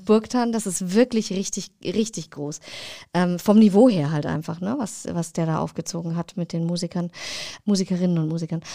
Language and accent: German; Rasch, Bavaria, Germany; also born or lived in Oberferrieden; ich bin in einem 1000 Seelendorf, 800 waren es, äh, aufgewachsen, in Rasch bei Altdorf, wohne jetzt in Oberverrieden